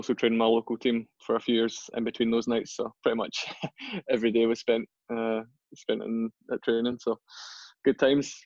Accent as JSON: {"language": "English", "town": "Gourock", "region": "Scotland", "country": "United Kingdom", "tie": "born or raised there", "said": "I grew up in Gourock."}